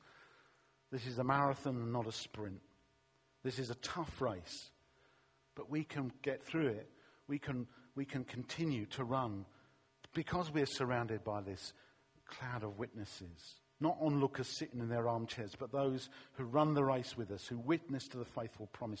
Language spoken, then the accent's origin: English; London, United Kingdom; when I was a teenager growing up in East London